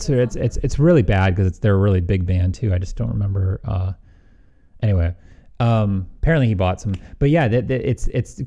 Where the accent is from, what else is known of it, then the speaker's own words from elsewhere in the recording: Midwest, United States; accent: slight Midwestern; I have a slight Midwestern